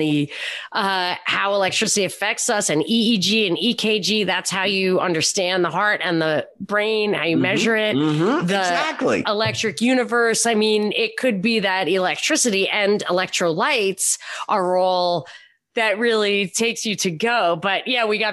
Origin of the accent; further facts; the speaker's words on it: Rockland County, New York, United States; now in Los Angeles, United States; I'm in LA, but I'm from Rockland County, and my family, my origin is Pennsylvania Dutch